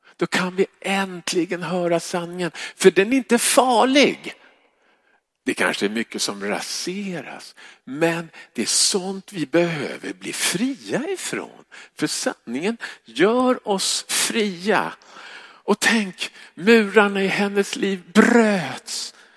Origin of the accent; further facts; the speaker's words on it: Stockholm, Stockholm County, Sweden; jag kommer från Stockholm